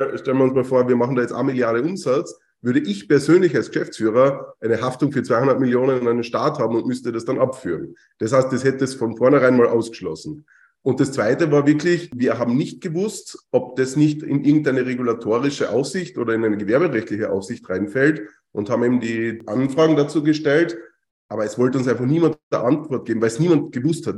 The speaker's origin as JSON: {"language": "German", "region": "Carinthia", "country": "Austria", "also_born_or_lived": "Vienna", "said": "bin aus Österreich, äh, genauer aus Kärnten"}